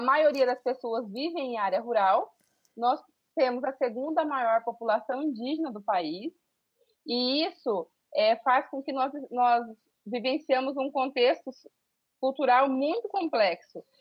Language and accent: Portuguese; Pantanal, Brazil; eu sou aqui do Pantanal, e sou uma, uma professora que desde muito cedo sonhou com, em ser professora